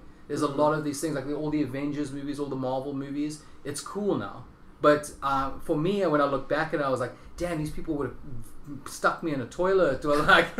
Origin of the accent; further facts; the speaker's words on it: Thailand; Yeah, honestly, we got everything that came here. Except it just kind of... It came a little bit later.